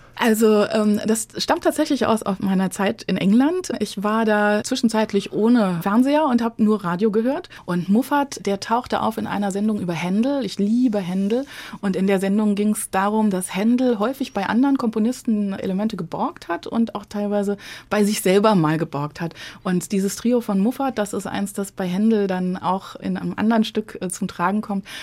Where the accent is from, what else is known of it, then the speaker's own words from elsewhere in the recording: Frankfurt, Hesse, Germany; accent: Frankfurterisch / Hessisch; first language German (Standard German and Frankfurt dialect); die Mundart die ich so als Kind in Hochdeutsch und Frankfurterisch, das war so, äh, waren so die zwei Verkehrssprachen in unserer Familie